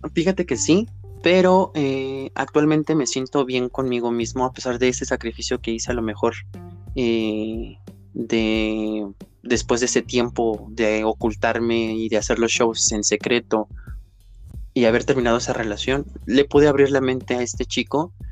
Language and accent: Spanish; Mexico; soy una drag queen mexicana